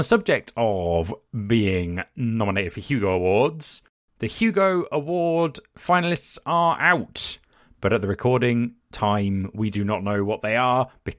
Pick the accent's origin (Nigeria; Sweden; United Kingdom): United Kingdom; because we're very British and coy.